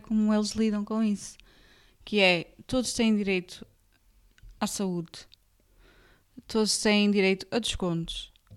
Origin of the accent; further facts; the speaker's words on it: Gondomar, Porto District, Portugal; moved away; eu cresci uh, em São Pedro da Cova, e havia perto de Valongo